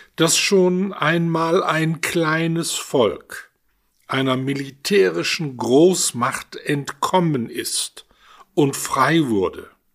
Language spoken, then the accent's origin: German; Duisburg, North Rhine-Westphalia, Germany; Ich stamme aus der Stadt Duisburg, komme also mitten aus dem Ruhrgebiet